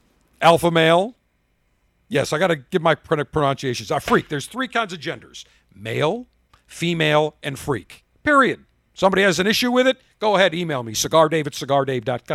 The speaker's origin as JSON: {"language": "English", "country": "United States", "said": "being a proud American, a proud citizen, calling myself an American, saying I'm from America"}